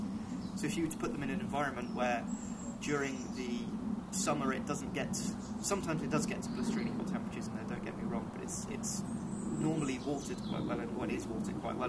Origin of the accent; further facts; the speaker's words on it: Ammanford, Wales, United Kingdom; I'm from Ammanford, which is a lot lower down, it's near a river, it's a lot warmer